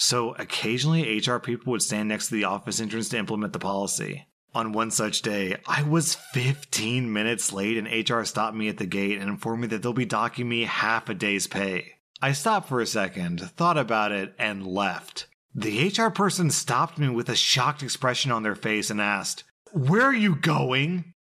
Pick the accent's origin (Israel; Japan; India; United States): India; I'm from India, and while work was interesting, the hours were insane